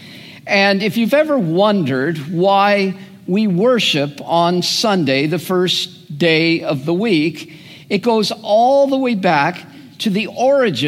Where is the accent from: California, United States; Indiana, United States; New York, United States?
California, United States; Southern; the greenhouse of Southern California, where I grew up